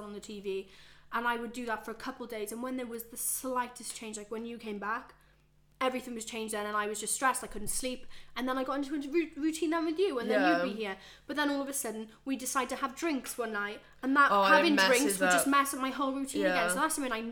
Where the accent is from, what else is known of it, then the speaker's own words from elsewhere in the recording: Wales, United Kingdom; moved away as an adult; even back in Wales, I never felt at home, and back in my hometown